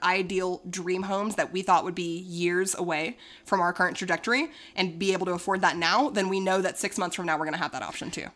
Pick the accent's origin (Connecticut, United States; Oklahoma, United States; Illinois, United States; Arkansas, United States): Arkansas, United States; moved away; also born or lived in Dallas, Texas; I'm also from Arkansas